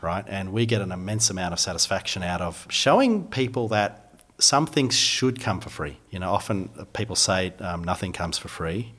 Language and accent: English; Phillip Island, Victoria, Australia; also born or lived in Melbourne; I grew up down on Phillip Island